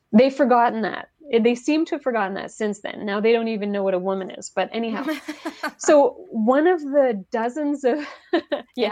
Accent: Quebec, Canada; first language French; English is a second language; moved away; i'm from quebec originally

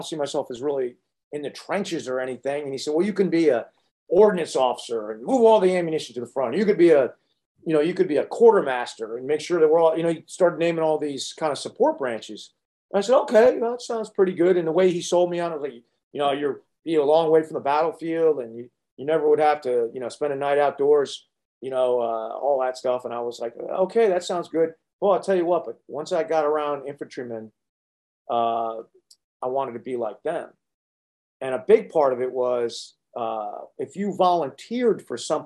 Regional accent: Connecticut, United States; I was raised in Connecticut

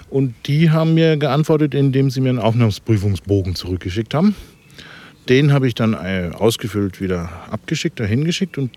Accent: Stade, Lower Saxony, Germany; ich komme ja ne, aus Stade, das ist ja Norddeutschland.

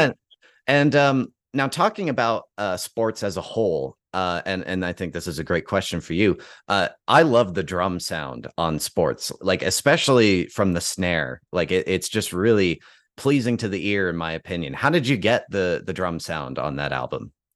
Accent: Calgary, Alberta, Canada; here in my hometown of Calgary

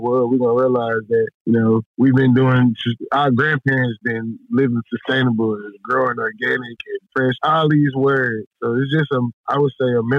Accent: Houston, Texas, United States; I grew up in Houston

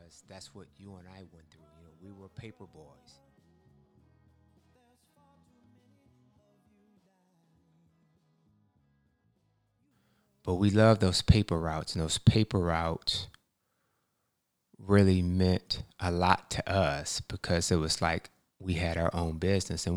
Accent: Michigan, United States; growing up in Michigan, you know, you have some cold days

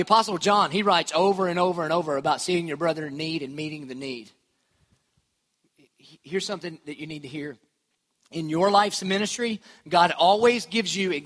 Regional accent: Dillon, United States; I'm from Dillon

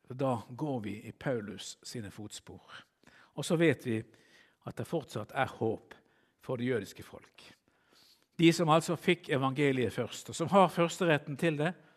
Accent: Bergen, Vestland, Norway; jeg som bergenser

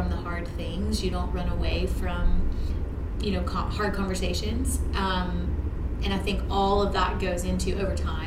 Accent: Shreveport, Louisiana, United States; I was born and raised here in Shreveport

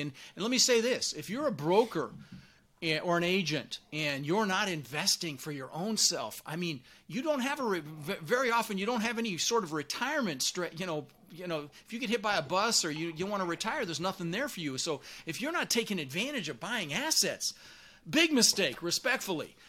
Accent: Denver, Colorado, United States; born or raised there; also born or lived in Netherlands

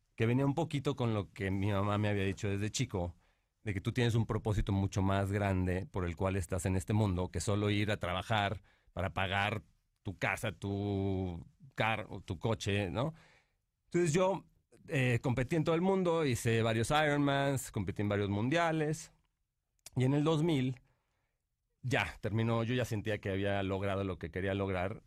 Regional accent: Monterrey, Nuevo León, Mexico; moved away; also born or lived in Mexico City; Nací aquí en la Ciudad de México, este, pero crecí en Monterrey.

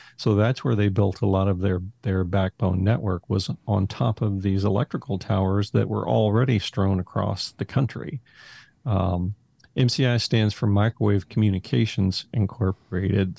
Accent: Haltom City, Texas, United States; grew up in Haltom City, which is a little suburb of Fort Worth

